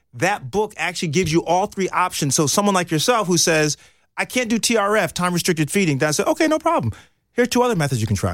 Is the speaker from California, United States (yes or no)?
no; New York, United States; moved away; I'm from New York